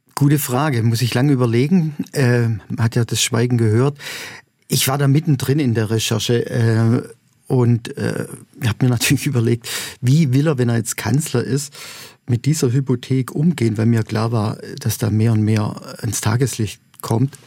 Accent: Neresheim, Baden-Württemberg, Germany; moved away; Ich komme aus Neresheim

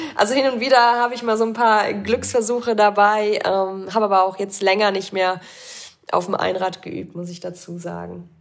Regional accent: Bad Breisig, Rhineland-Palatinate, Germany; now in Augsburg, Germany; Das ist quasi ja in meiner Heimat

